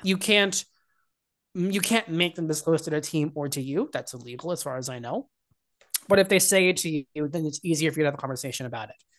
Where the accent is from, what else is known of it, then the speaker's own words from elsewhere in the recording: Hunter Mountain, New York, United States; I grew up skiing on Hunter Mountain in New York in the Catskills